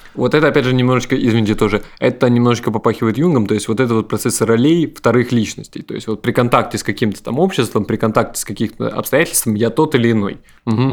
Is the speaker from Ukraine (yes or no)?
yes; Ukraine